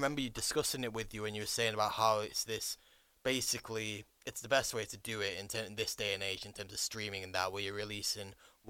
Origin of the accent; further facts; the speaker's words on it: Warrington, North West England, United Kingdom; yeah, I'm from Warrington.